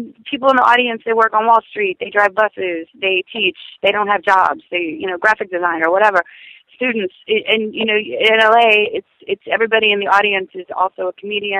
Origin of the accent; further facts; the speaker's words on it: the South, United States; I'm from the South.